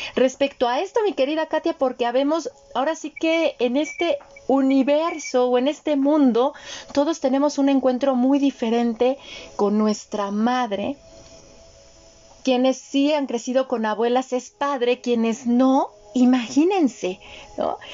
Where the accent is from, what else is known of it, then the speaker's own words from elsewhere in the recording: Mexico; yo apenas soy una segunda generación nacida en México, pero no de madres mexicanas, sino de madres austriacas